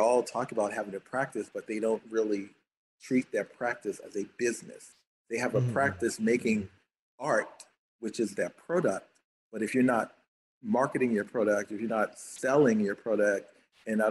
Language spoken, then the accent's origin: English; Baltimore, Maryland, United States; moved away; also born or lived in Atlanta; I'm kind of from Baltimore